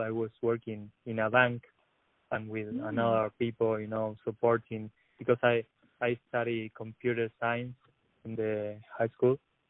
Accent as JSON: {"language": "English", "country": "Argentina", "tie": "born or raised there", "also_born_or_lived": "La Plata", "second_language": "English", "moved": "as an adult"}